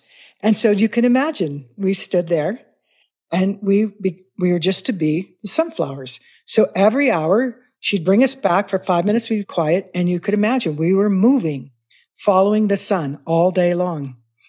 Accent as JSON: {"language": "English", "town": "Kansas City", "region": "Missouri", "country": "United States", "tie": "born or raised there", "said": "Well, I grew up in Missouri, in Kansas City."}